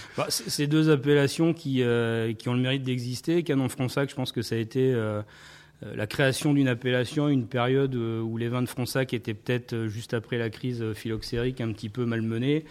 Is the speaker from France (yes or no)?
yes; Saintes, Nouvelle-Aquitaine, France; Je suis charentais-maritime. Je suis de Sainte.